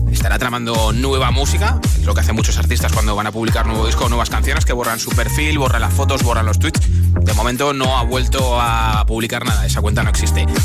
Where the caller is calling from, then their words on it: Cartagena, Region of Murcia, Spain; como siempre.